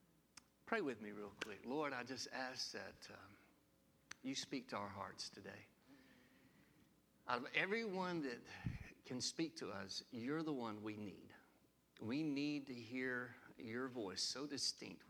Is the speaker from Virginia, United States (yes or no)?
no; Sylacauga, Alabama, United States; the last three of us were born in good old Sylacauga, Alabama